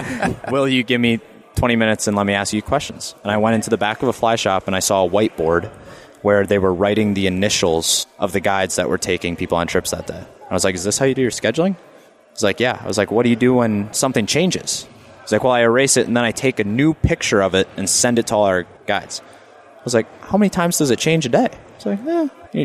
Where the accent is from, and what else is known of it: Wisconsin, United States; born or raised there